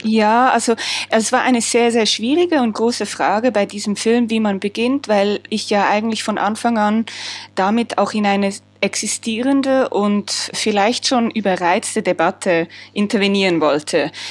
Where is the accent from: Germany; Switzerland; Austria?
Switzerland; als Schweizerin